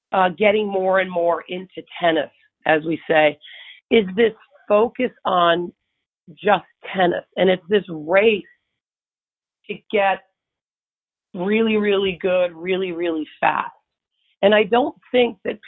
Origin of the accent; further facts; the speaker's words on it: Buffalo, New York, United States; moved away as an adult; I grew up in Buffalo, New York